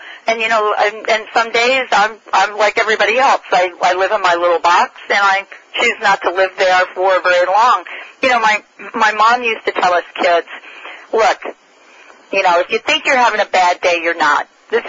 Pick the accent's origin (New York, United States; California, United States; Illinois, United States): New York, United States; Bronx; I'm from the Bronx.